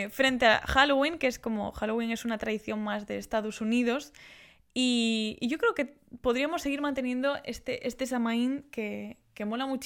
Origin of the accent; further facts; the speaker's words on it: Galicia, Spain; Yo como gallega me flipa ver cómo se hace una queimada.